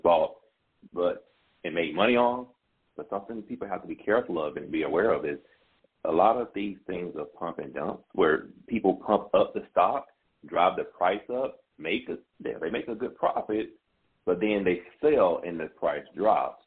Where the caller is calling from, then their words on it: McDonough, Georgia, United States; I'm calling from McDonough, Georgia.